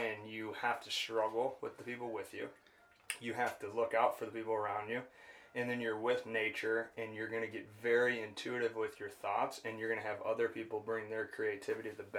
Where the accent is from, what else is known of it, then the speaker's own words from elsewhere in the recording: Farmington, Michigan, United States; moved away; I grew up in Farmington, Michigan, outside Detroit